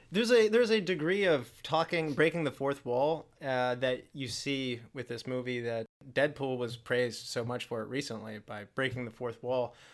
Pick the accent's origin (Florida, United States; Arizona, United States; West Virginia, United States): West Virginia, United States; Charleston; Chad and I, we grew up in Charleston, West Virginia